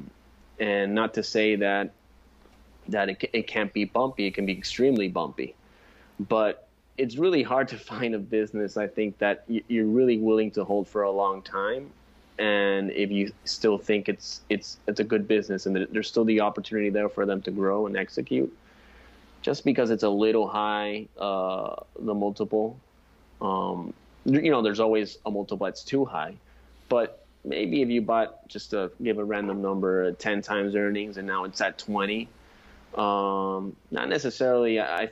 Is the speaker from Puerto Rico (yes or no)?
yes; San Juan, Puerto Rico; I'm from San Juan, Puerto Rico.